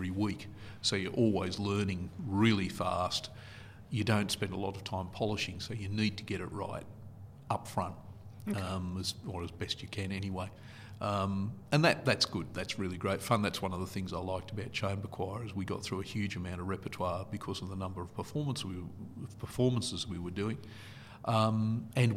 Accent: Newcastle, New South Wales, Australia; also born or lived in Sydney; Brought up in Merriweather, lived there, went to Newcastle Uni

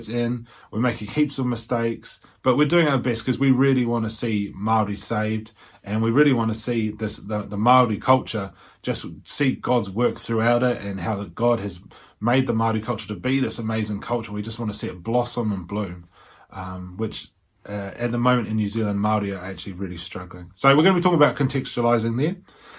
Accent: England, United Kingdom; born there; On the side of my mother, I am from the UK, I was born in England.

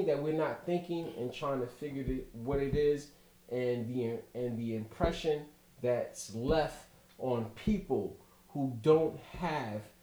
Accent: New York City, New York, United States; also born or lived in Laurelton, Queens, New York / Hampton, Virginia; growing up in Brooklyn, being born in 1972.

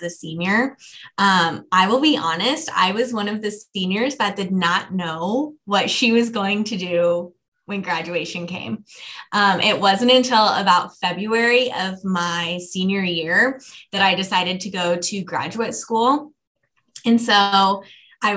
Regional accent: Lee's Summit, Missouri, United States; also born or lived in Omaha, Nebraska; I'm also from Kansas City. This is my hometown. I grew up in Lee Summit and currently live there as well

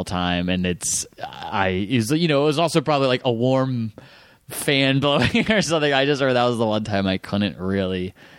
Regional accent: Fairfax, Virginia, United States; Fairfax, Virginia.

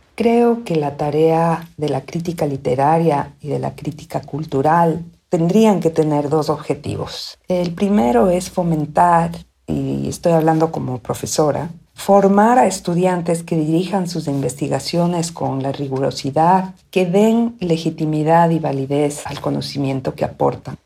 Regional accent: Quito, Pichincha, Ecuador; moved away as an adult; also born or lived in United States; now in Austin, United States; soy quiteña, vivo en los Estados Unidos donde vine a estudiar una maestría por un año y ya llevo 30

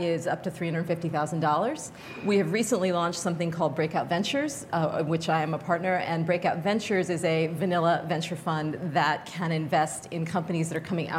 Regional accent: Fairbanks, Alaska, United States; moved away; I grew up in Fairbanks, Alaska

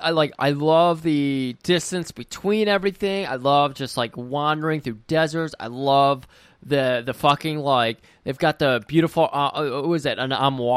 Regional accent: United States; As an American

